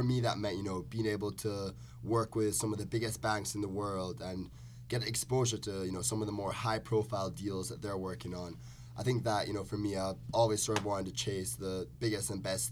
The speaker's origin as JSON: {"language": "English", "country": "Jamaica", "tie": "born or raised there", "moved": "yes", "said": "Originally grew up in Jamaica"}